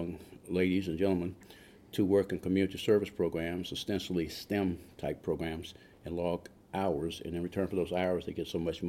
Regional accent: Washington, District of Columbia, United States; moved away as an adult; now in Beaufort County, United States; I am from Washington, D.C.

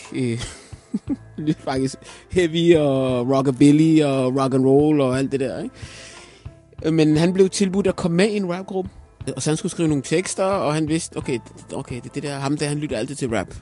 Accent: Kokkedal, Capital Region of Denmark, Denmark; Danish is a second language; voksede op i Kokkedal, som, og umiddelbart er Kokkedal Nordsjælland

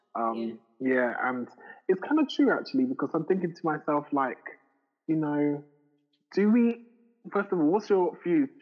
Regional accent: Ghana; I'm Ghanaian number one. I'm not Nigerian

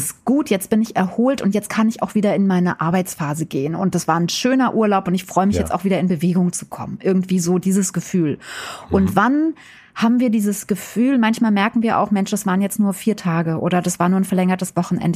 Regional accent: Wiesbaden, Hesse, Germany; moved away as an adult; now in Berlin, Germany; ich bin ja aus'm tiefsten Westen sozusagen. Also ich komme ja eigentlich aus Wiesbaden. Da bin ich mit vier Kindern zweitausend nach Berlin gezogen in den Osten

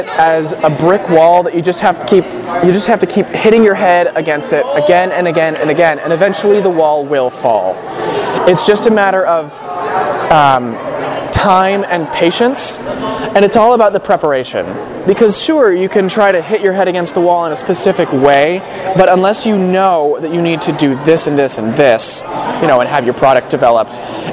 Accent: Arizona, United States; moved away as an adult; now in Southern California, United States; I grew up in Arizona

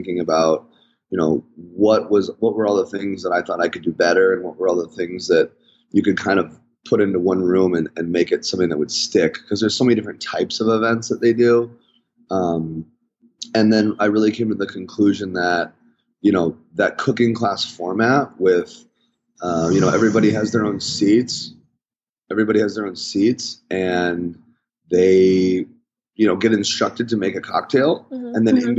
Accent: Chicago, Illinois, United States; moved away as an adult; I'm from Chicago originally

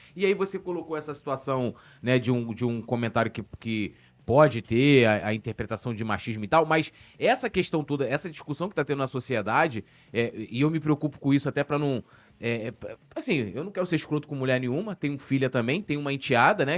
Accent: São Gonçalo, Rio de Janeiro, Brazil; moved away; eu sou de São Gonçalo, não moro mais lá hoje.

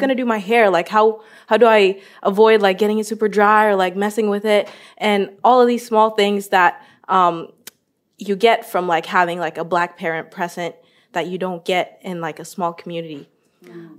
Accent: Norway; growing up in Norway, born and raised

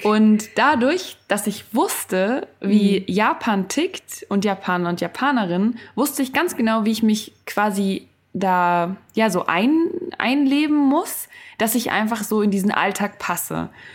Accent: Germany; in Deutschland bin ich aber aufgewachsen

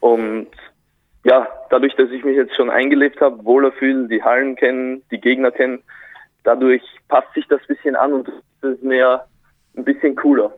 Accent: Güssing, Burgenland, Austria; moved away as an adult; now in Braunschweig, Germany; ich bin in Güssing geboren

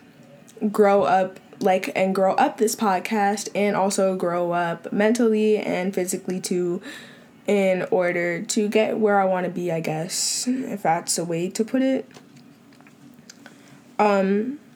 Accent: Long Island, New York, United States; I'm from Long Island, New York, born and still being raised here

